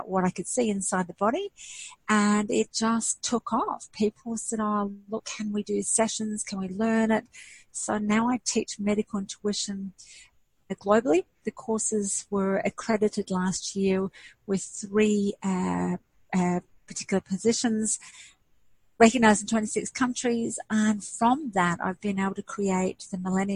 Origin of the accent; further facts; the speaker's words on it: Kuwait; moved away; I'm actually Greek Arabic and I was born in Kuwait